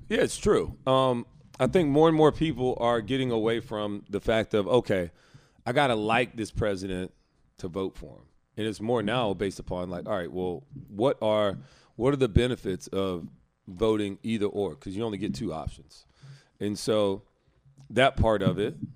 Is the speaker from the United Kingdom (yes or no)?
no; Alabama, United States; moved away; my home state